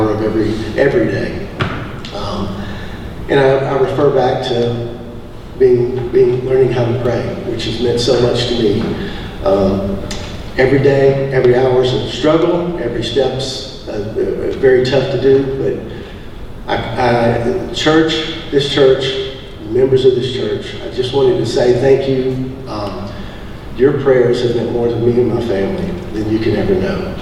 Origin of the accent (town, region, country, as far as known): Sandy Springs, Georgia, United States; born or raised there; also born or lived in Louisville, Kentucky